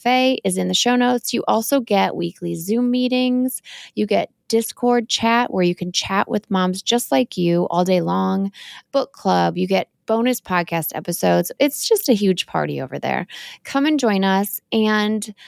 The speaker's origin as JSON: {"language": "English", "region": "Wisconsin", "country": "United States", "tie": "born or raised there"}